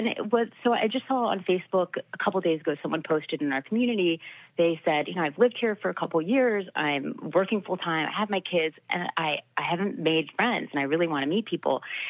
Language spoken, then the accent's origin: English; Florida, United States; also born or lived in Maryland / Ohio / California / Illinois; were always moving to a different place, and we were in Maryland, Ohio, California, Illinois, Tennessee. I'm from Florida originally.